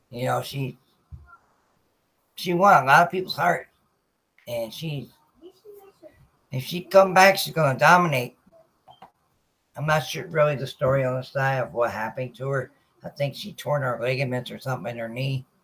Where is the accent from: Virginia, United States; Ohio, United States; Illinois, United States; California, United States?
Virginia, United States; Norfolk; I'm from Norfolk, Virginia, so military family.